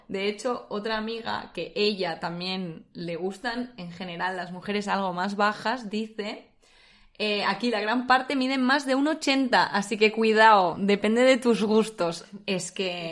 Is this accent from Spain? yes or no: yes; Spain; now in Netherlands; como españolas